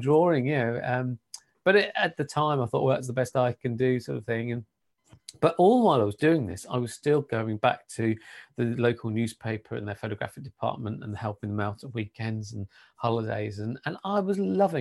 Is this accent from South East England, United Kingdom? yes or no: yes; Kent, South East England, United Kingdom; moved away as an adult; also born or lived in Sittingbourne / Coventry; I was born and brought up in Kent